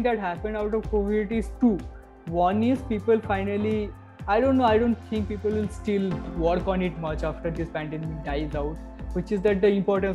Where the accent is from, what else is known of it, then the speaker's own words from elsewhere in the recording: Cooch Behar, West Bengal, India; moved away; I come from Kuchbihar. Okay, Kuchbihar is a place